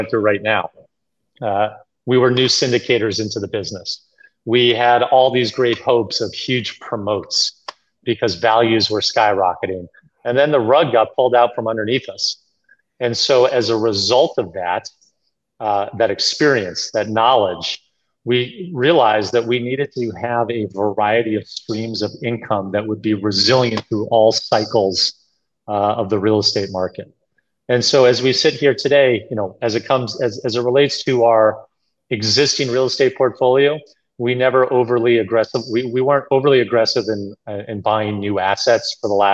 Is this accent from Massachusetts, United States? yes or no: yes; Boston, Massachusetts, United States; I grew up in Boston.